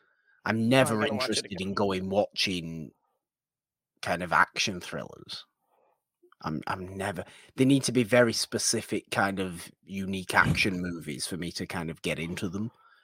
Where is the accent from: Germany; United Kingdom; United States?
United Kingdom; British people have our own kind of, we like to lord ourselves over everybody else kind of attitude sometimes.